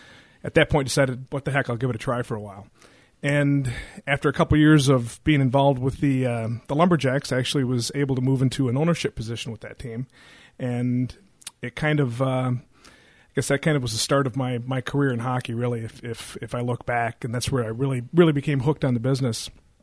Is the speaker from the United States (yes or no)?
yes; Muskegon, Michigan, United States; Well, Jason, I'm a Muskegon guy. I was born in Muskegon, went to Mona Shores, went to community college for a couple of years, and ended up finishing up my degree at Michigan State.